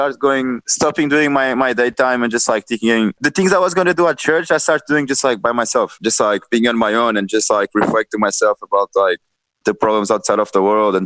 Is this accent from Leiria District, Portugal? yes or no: yes; Caldas da Rainha, Leiria District, Portugal; moved away as an adult; also born or lived in Lisbon; So like I'm from Caldas da Rainha. That's like this really like small town in Portugal. And when I was 18, like I moved from Caldas da Rainha to Lisbon